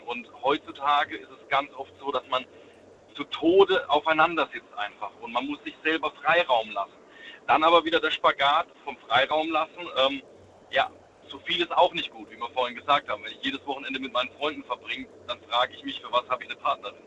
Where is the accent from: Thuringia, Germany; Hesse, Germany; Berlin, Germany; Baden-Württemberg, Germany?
Baden-Württemberg, Germany; Sinsheim; Ich komme aus Sinsheim